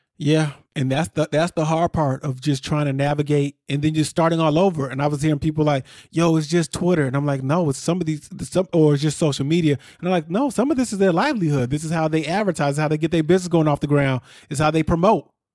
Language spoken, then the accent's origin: English; near Chicago, Illinois, United States; I grew up near Chicago